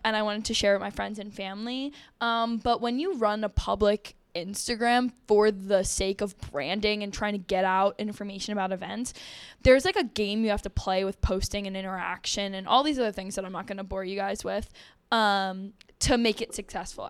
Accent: New Jersey, United States; I'm from New Jersey

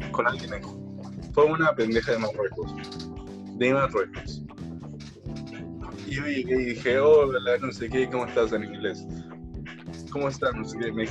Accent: Villavicencio, Meta, Colombia; Yo soy de Villavicencio, por así decirlo.

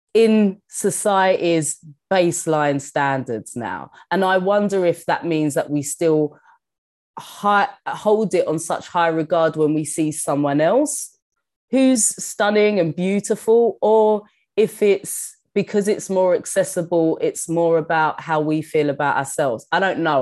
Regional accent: London, United Kingdom; moved away as an adult; also born or lived in New York; I've always felt like such a Londoner

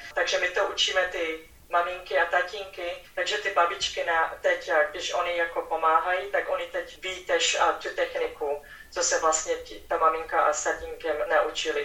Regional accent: Czechia; born or raised there; moved away as an adult; now in Houston, United States

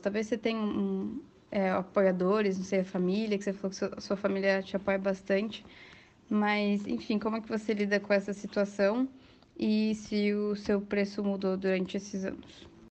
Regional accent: Curitiba, Paraná, Brazil; eu também sou de Curitiba

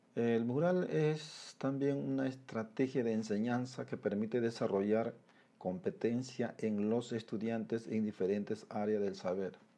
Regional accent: Peru; como peruanos

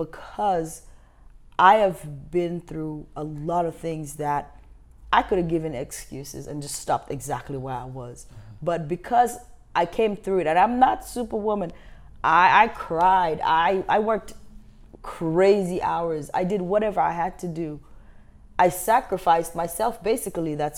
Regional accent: Gambia; also born or lived in Nevada, Missouri; now in Kansas City, United States; I'm from Africa

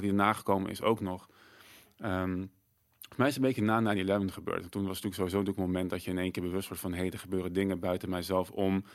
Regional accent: Netherlands

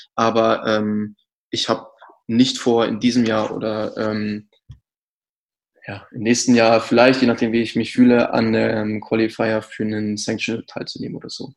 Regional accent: Kamen, North Rhine-Westphalia, Germany; now in Berlin, Germany; ich bin eigentlich aus Nordrhein-Westfalen und zwar aus der Stadt Kamen

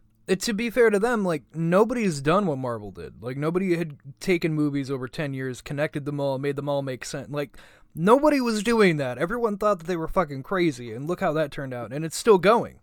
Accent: Buffalo, New York, United States; moved away; I came from Buffalo

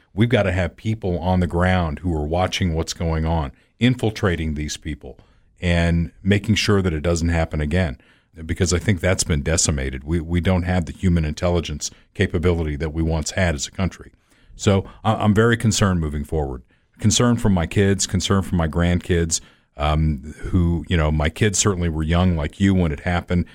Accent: United States

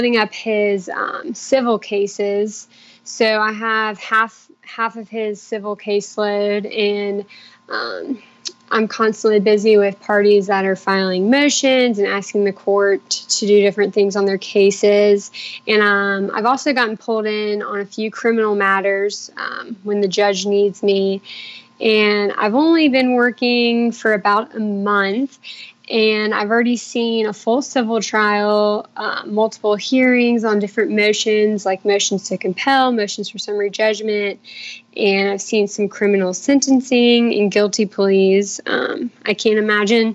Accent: Charleston, South Carolina, United States; I grew up in Charleston, and I went to Clemson for undergrad.

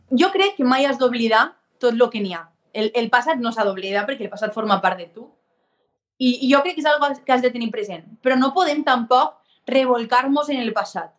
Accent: Vinaròs, Valencian Community, Spain; also born or lived in Tortosa / Barcelona; el meu poble és frontera ja amb Catalunya, o sigui, jo no estic tan lluny, València sí

